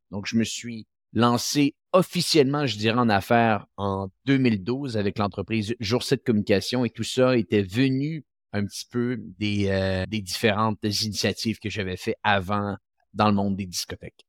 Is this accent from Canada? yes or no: yes; Quebec City, Quebec, Canada; ma ville natale, qui est la ville de Québec